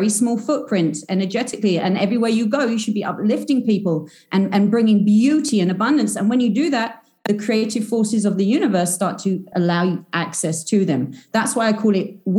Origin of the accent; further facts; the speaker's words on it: United Kingdom; I'm British. I'm a self-proclaimed British wizard.